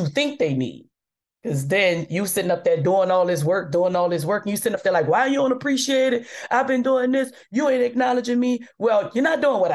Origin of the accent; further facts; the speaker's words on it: New Orleans, Louisiana, United States; moved away; I'm from New Orleans, where we so cool with celebrities.